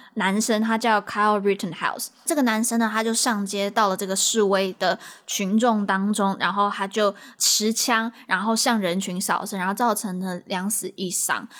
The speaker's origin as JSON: {"language": "Chinese", "country": "Taiwan", "moved": "yes", "lives_now": "United States", "said": "我们是从台湾去到美国啦"}